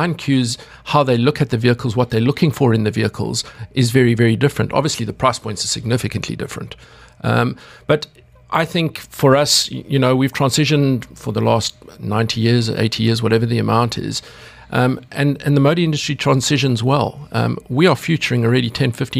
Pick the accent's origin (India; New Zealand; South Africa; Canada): South Africa; as a kid growing up in South Africa